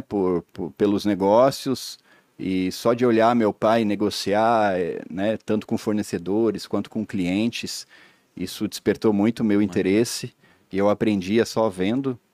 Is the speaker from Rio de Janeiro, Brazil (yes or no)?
no; Blumenau, Santa Catarina, Brazil; also born or lived in Pomerode; eu sou natural de Blumenau, cresci num sítio em Pomerode, mas aos 13 anos de idade eu voltei para Blumenau